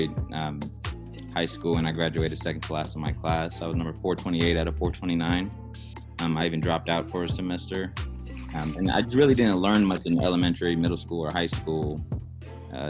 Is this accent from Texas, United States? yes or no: yes; San Antonio, Texas, United States; growing up in San Antonio